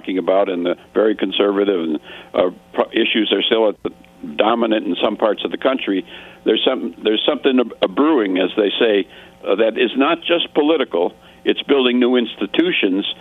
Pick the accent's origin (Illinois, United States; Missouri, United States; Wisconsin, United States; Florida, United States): Wisconsin, United States; Racine; moved away; I'm originally from Wisconsin, Racine, Wisconsin, a small industrial town in just south of Milwaukee